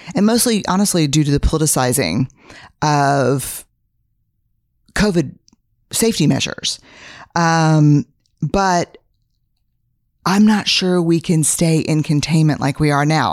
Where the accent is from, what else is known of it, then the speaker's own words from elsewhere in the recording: Texas, United States; I'm a Texan, fifth generation